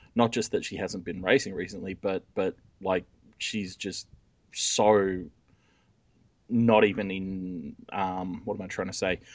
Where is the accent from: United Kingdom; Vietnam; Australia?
Australia; I'm Australian